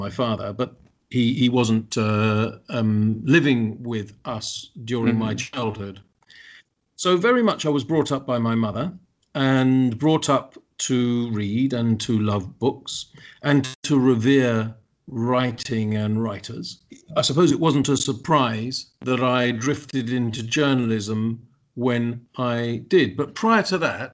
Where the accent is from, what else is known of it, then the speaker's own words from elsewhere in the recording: London, United Kingdom; I was born in 1962 in London